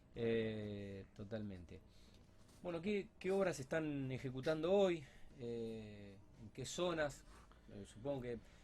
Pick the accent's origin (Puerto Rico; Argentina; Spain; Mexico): Argentina; Rosario, Santa Fe; soy Rosarino